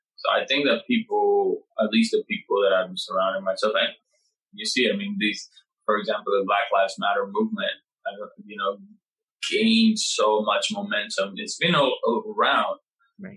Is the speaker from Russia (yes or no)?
no; Puerto Rico; now in New York, United States; I come from Puerto Rico